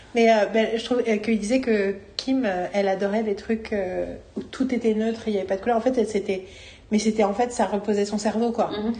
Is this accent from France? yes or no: yes; Paris, Île-de-France, France; je suis parisienne